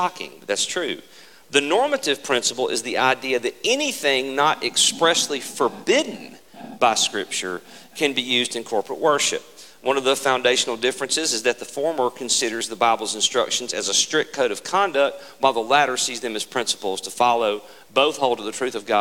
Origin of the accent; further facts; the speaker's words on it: Mississippi, United States; we're from Mississippi